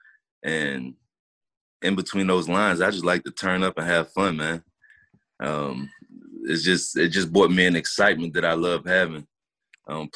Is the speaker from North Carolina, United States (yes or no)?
yes; Charlotte, North Carolina, United States; in Charlotte, in my hometown, in my backyard at the Panther Stadium